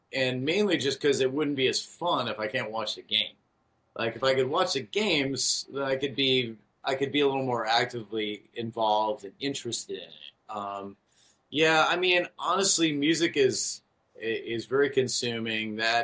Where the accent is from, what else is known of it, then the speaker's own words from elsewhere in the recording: Chicago, Illinois, United States; I grew up in Chicago, so I'm a Chicago fan of Bulls, Cubs, and Bears.